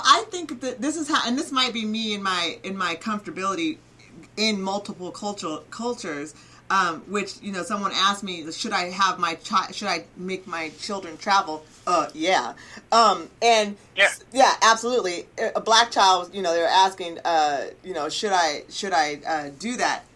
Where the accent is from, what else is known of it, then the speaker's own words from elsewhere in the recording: Oregon, United States; also born or lived in Central America; as a mother and as growing up in Oregon